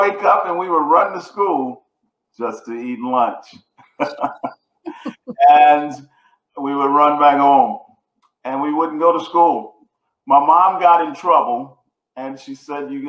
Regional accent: Houston, Texas, United States; I grew up in Houston, Texas, two-bedroom apartment with seven siblings

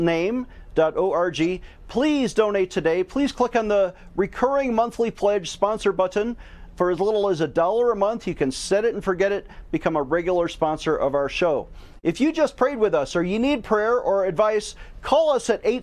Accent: Buffalo, New York, United States; I was born in Our Lady of Victory Hospital in Buffalo

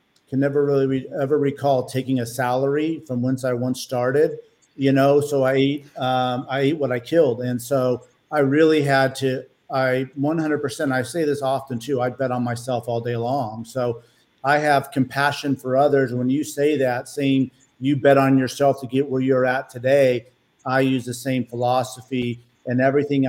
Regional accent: Stockton, California, United States; also born or lived in Los Angeles, California; I grew up in Stockton, California

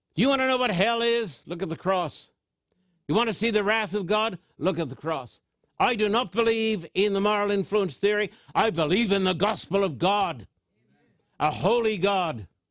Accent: Thousand Oaks, California, United States; my hometown of Thousand Oaks

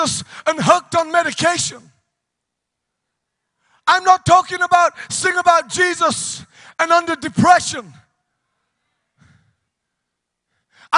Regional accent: United Kingdom; moved away as an adult; now in United States; But in the United Kingdom, we call it a queue

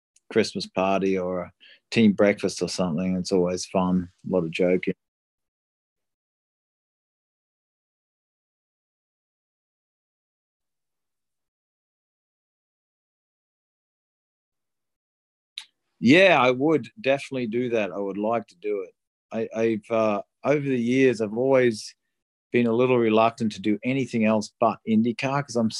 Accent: Australia; moved away; I grew up in Australia

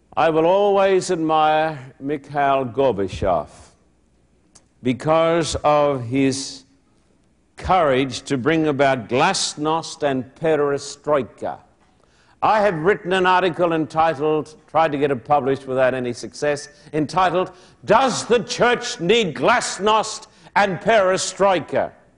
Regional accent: Australia; moved away as an adult; now in United States; I'm an Australian

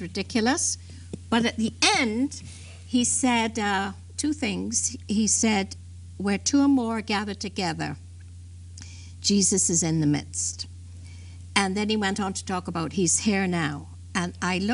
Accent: London, United Kingdom; I was born in England

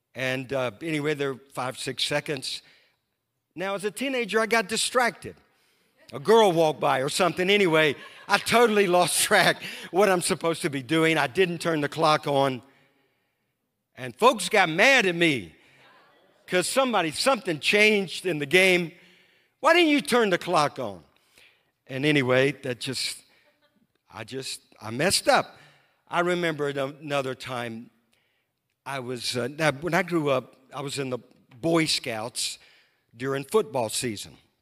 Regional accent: Louisiana, United States; now in Moravian Falls, United States; I grew up in Louisiana

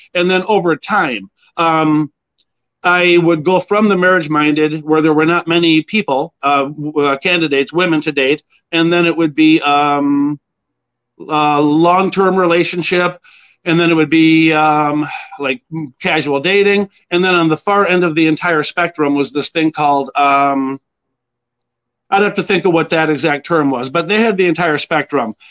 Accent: Edina, Minnesota, United States; also born or lived in Springfield, Illinois; I grew up out in Edina

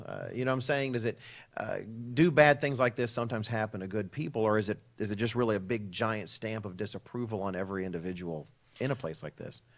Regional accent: Dallas, Texas, United States; moved away as an adult; growing up in Texas, living in the Dallas area

